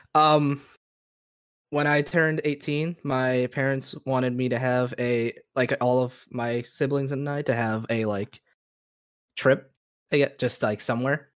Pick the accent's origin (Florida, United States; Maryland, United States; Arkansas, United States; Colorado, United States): Florida, United States; I'm from Florida